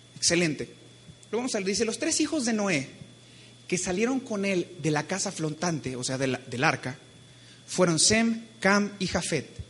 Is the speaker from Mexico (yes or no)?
yes; Mexico; como mexicanos